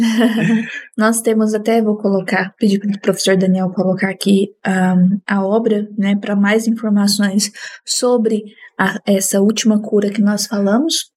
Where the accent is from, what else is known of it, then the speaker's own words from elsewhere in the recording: Minas Gerais, Brazil; Sou mineira